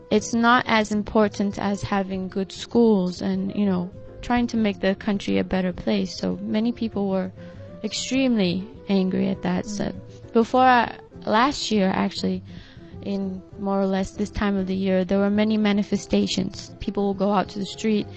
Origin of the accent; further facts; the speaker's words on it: Belo Horizonte, Minas Gerais, Brazil; moved away; in my hometown, Belo Horizonte